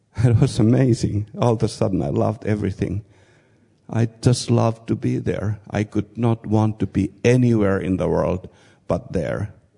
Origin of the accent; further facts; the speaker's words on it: Finland; moved away as an adult; also born or lived in Kazakhstan; I come from Finland